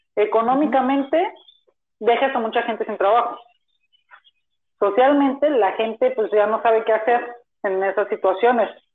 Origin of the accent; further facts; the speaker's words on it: Zapopan, Jalisco, Mexico; Nacido en Zapopan, Jalisco, estoy estudiando en la Universidad de Guadalajara